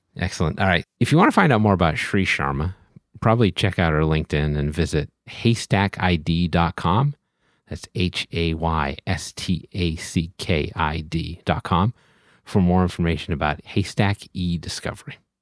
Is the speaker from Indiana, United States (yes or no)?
no; Boston, Massachusetts, United States; I'm from Boston